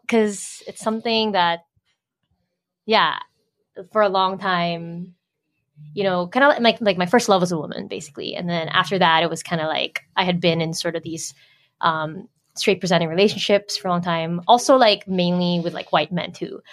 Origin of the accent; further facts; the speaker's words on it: Manila, Metro Manila, Philippines; first language English; moved away as an adult; also born or lived in United States; I was born and raised here. Born and raised here, but then I moved to the U.S. 2012 for college and then work